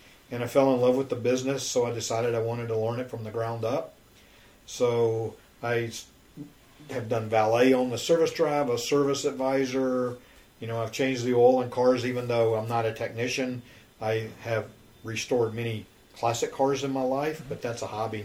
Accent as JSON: {"language": "English", "town": "Memphis", "region": "Tennessee", "country": "United States", "tie": "born or raised there", "also_born_or_lived": "California", "moved": "as an adult", "lives_now": "Houston, United States", "said": "I was raised in Memphis, Tennessee."}